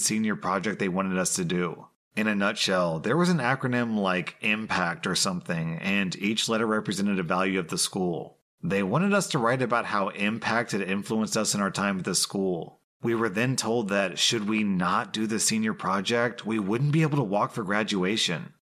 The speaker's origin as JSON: {"language": "English", "country": "United States", "said": "As an American"}